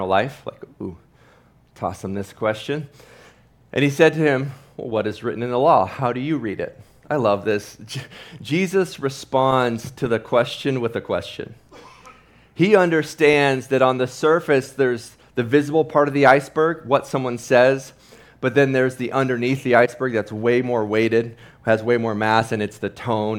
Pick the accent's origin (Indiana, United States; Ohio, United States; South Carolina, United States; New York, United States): Ohio, United States; growing up in Ohio, big Ohio State fan